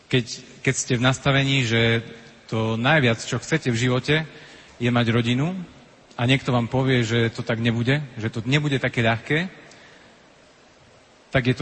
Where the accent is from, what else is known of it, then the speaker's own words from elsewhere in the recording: Levoča, Prešov Region, Slovakia; also born or lived in Bratislava; prišli sme z Levoče